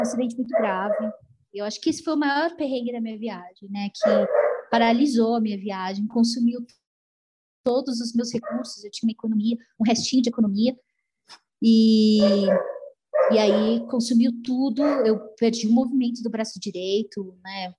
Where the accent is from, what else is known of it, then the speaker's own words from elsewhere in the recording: São Paulo, Brazil; moved away as an adult; eu sou de São Paulo